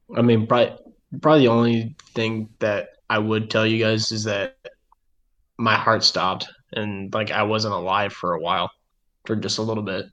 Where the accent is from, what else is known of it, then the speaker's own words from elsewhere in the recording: Midwest, United States; we're from the Midwest